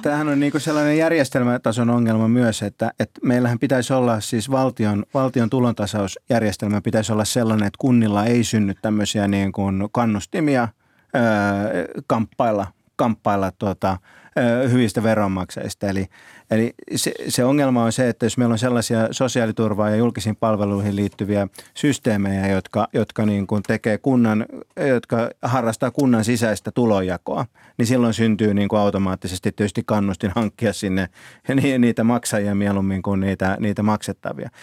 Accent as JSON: {"language": "Finnish", "town": "Kouvola", "region": "Kymenlaakso", "country": "Finland", "tie": "born or raised there", "moved": "yes", "lives_now": "Helsinki, Finland", "said": "lapsena kun asuin itse Kouvolassa"}